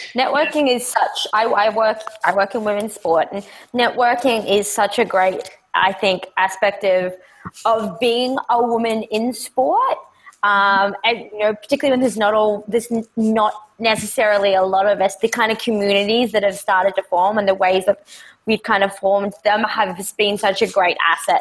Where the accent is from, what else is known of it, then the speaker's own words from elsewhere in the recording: Australia; I'm Australian